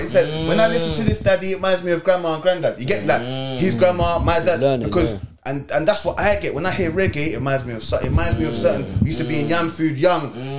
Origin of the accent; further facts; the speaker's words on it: England, United Kingdom; because man's growing up in England